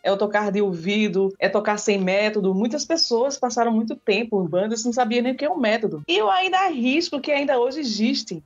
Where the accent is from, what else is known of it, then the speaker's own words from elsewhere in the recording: Brazil; nós somos brasileiros